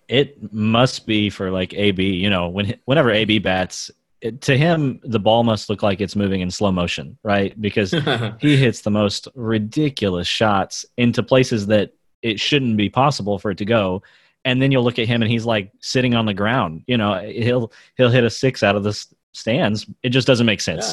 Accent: United States; I'm a white guy in America

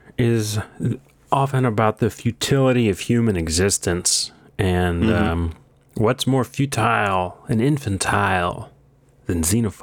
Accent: Green Bay, Wisconsin, United States; No, I am not. I am from Green Bay, Wisconsin.

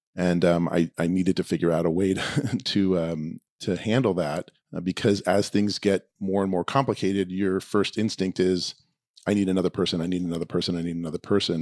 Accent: New York, United States; moved away as an adult; also born or lived in Boston; now in Los Angeles, United States; I grew up in New York

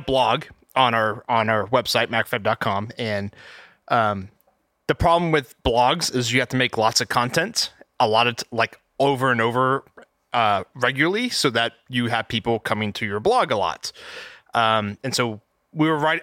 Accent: Texas, United States; I'm an electrical engineer, um, born and raised in Texas

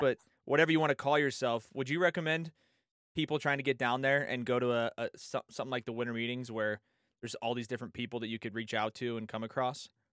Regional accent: San Diego, California, United States; born and raised in San Diego.

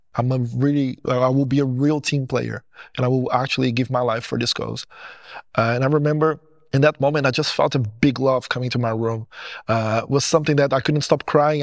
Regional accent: Portugal; English is a second language; also born or lived in Goiânia, Brazil; I born in Brazil in a city called Goiânia. When I was seven years old, my parents, they decided that they want to move to Portugal.

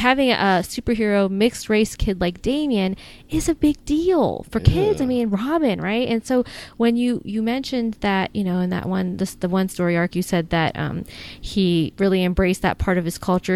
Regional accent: United States; accent: American; my American accent

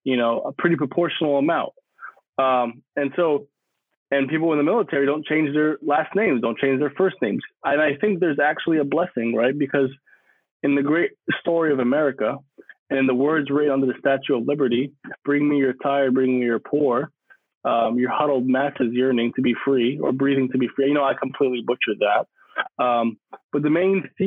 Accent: New York City, New York, United States; I was born and raised in the great state of New York, in Queens, New York

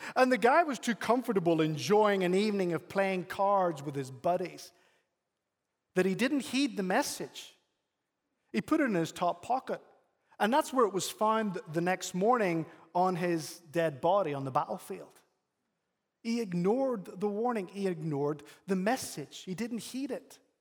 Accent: Northern Ireland, United Kingdom; now in United States; I'm from Northern Ireland

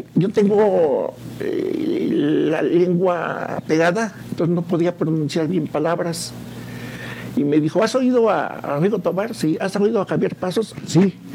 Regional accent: San Juan del Río, Querétaro, Mexico; De aquí de San Juan del Río. San Juan, San Juanense

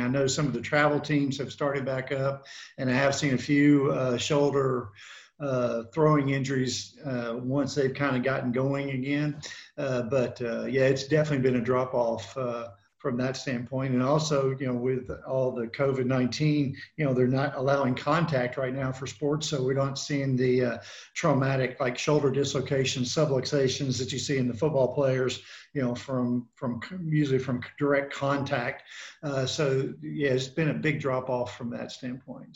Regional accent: Memphis, Tennessee, United States; also born or lived in Knoxville, Tennessee / Charlotte, North Carolina; now in Columbia, Tennessee, United States; I'm originally from Memphis, Tennessee

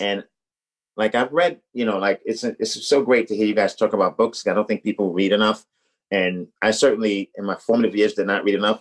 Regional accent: New York, United States; moved away as an adult; also born or lived in Boston; I'm from New York

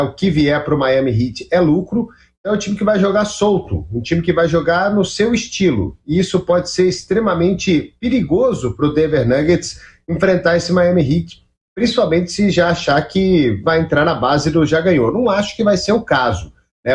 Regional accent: Minas Gerais, Brazil; cresci escutando a Rádio Itatiaia, cresci escutando meu Cruzeirão na Itatiaia

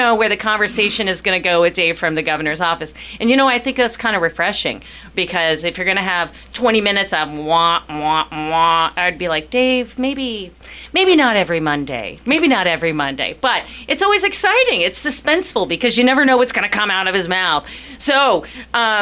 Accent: Columbus, Ohio, United States; moved away as an adult; also born or lived in Panama; I grew up in Columbus, Ohio

